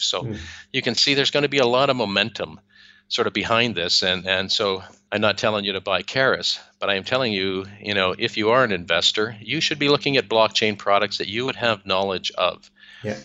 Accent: Canada; now in Spain; i am a Canadian originally

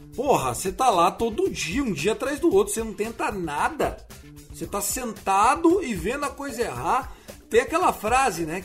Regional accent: São Paulo, Brazil; eu como paulista

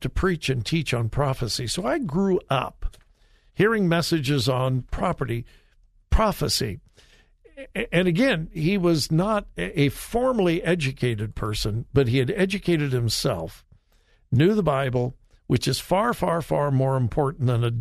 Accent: Southern California, United States; the church I grew up in Southern California

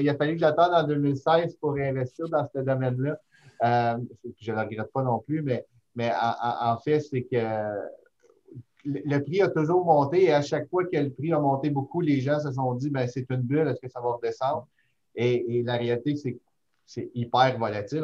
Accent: Montreal, Quebec, Canada; now in Gatineau, Canada; Je suis montréalais

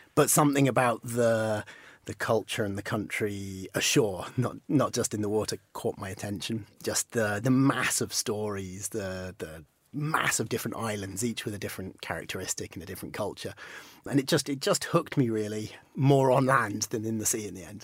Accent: Penzance, South West England, United Kingdom; I'm from Cornwall. I'm from as far west as you can go, pretty much. I was born in Penzance

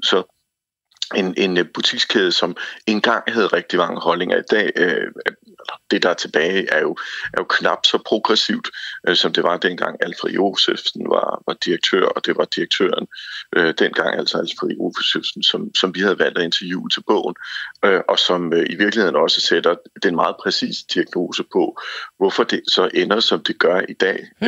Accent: Sønderborg, Southern Denmark, Denmark; i Sønderborg, hvor jeg kommer fra

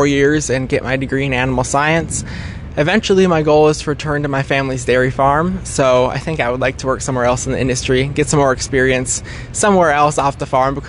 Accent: Menominee, United States; also born or lived in Minneapolis, Minnesota; am from the Menominee FFA chapter, graduated from Menominee High School in 2020, and I grew up on my family's dairy farm

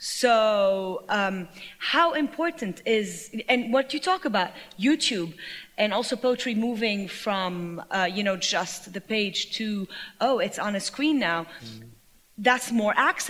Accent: Lebanon; I grew up in Civil War Lebanon

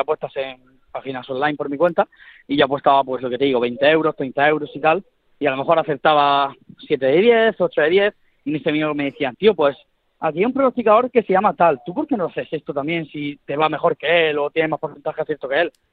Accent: Almería, Andalusia, Spain; ahí en Almería, que es de donde yo soy

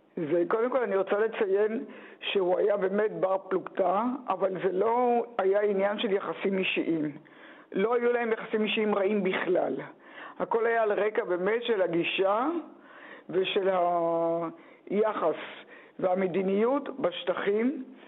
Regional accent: Ein HaHoresh, Central District, Israel; now in Tel Aviv, Israel; אני נולדתי בקיבוץ עין החורש

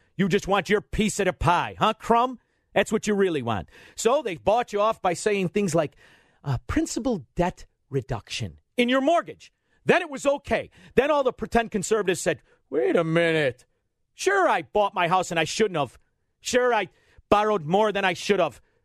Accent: Melrose Park, Illinois, United States; I'm from a town called Melrose Park

